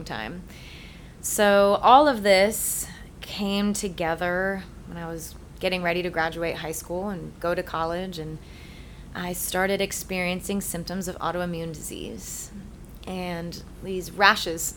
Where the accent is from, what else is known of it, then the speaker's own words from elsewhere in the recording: Rhode Island, United States; I grew up in Rhode Island. Typical Irish Catholic, born and bred